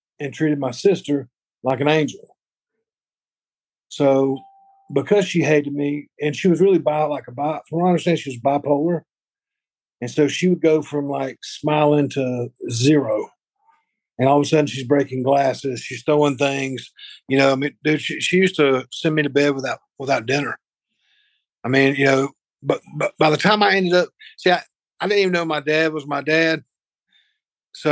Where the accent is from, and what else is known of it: Spartanburg, South Carolina, United States; born or raised there; also born or lived in Greenville, South Carolina